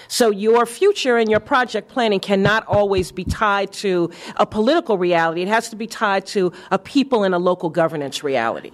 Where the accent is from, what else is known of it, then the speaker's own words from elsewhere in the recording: New York, United States; moved away as an adult; the Harlem that I grew up